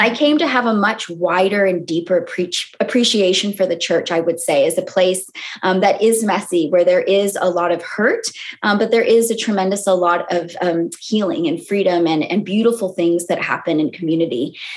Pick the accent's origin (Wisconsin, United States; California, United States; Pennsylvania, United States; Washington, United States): California, United States; moved away as an adult; also born or lived in Boston; now in London, United Kingdom; I grew up in California